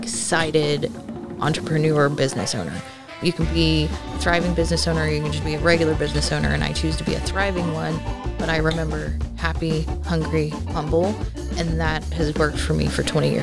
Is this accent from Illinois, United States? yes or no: no; Dallas, Texas, United States; also born or lived in Oklahoma / Houston, Texas / League City, Texas; now in Alvin, United States; I was born in Oklahoma, grew up in Dallas. We moved here to Houston about the time I got into seventh grade. So I've been pretty much around League City, Alvin, since then.